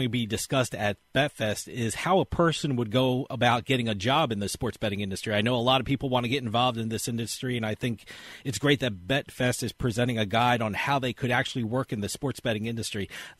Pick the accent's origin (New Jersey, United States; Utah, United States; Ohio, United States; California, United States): New Jersey, United States; in my home state of New Jersey